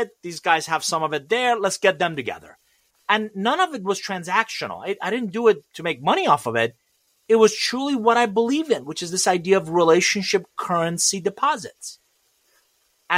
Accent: Iran; English is a second language; now in United States; I'm originally from Iran, and I came to this country with $100, a suitcase, didn't know anybody, didn't speak a word of English

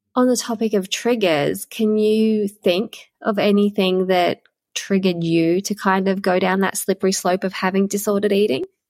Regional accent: Queensland, Australia; it was grade seven because I'm from Queensland, so grade seven was the end of primary school then

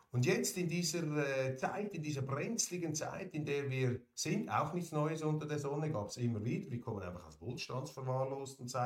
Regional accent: Switzerland; Bin ein Schweizer mit Migrationshintergrund.

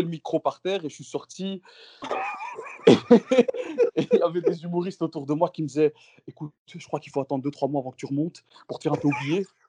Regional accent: Brussels, Brussels-Capital Region, Belgium; chez nous, à Bruxelles

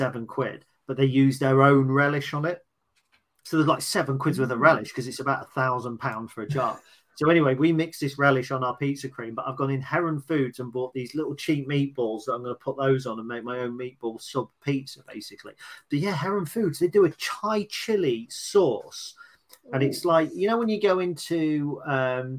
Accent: United Kingdom; British. Yeah. We're British.

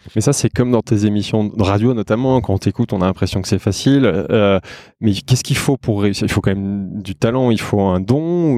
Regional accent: Savoy, Auvergne-Rhône-Alpes, France; je suis savoyard

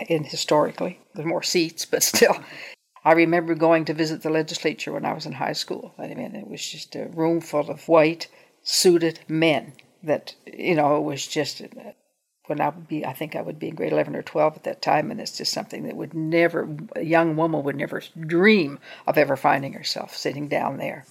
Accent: Truro, Nova Scotia, Canada; I grew up in Truro

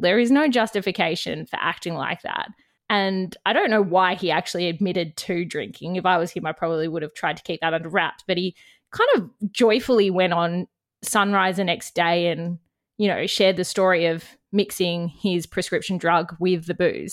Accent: Canberra, Australian Capital Territory, Australia; now in Bundjalung Country, Australia; I'm from Canberra

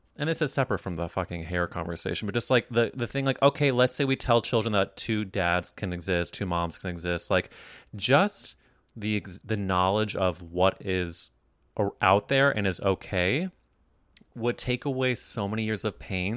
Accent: Midwest, United States; moved away; also born or lived in New York; I grew up in the Midwest

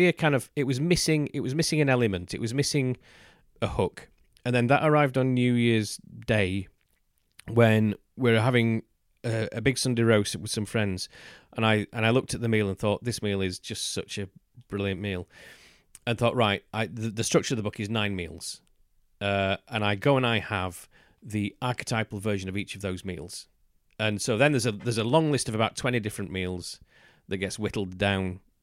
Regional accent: United Kingdom; as a British person

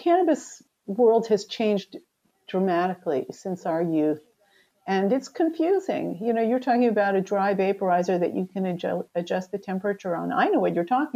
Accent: United States; moved away as an adult; also born or lived in Israel; I grew up in the United States

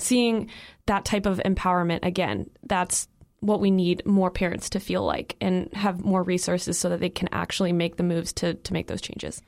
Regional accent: Illinois, United States; I'm from Illinois

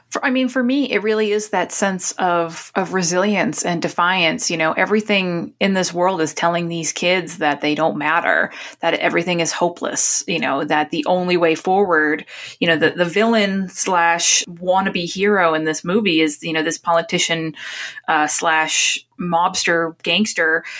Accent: Newburyport, Massachusetts, United States; where I grew up in Newburyport, Massachusetts

